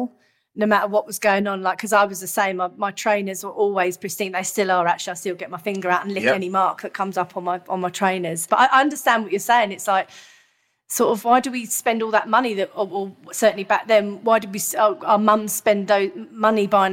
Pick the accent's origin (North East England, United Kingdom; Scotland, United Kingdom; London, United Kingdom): London, United Kingdom; I grew up in Hounslow